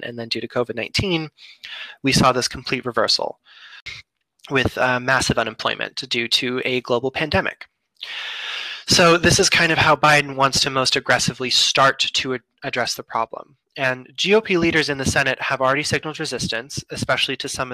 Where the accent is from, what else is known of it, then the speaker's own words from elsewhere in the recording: United States; As an American citizen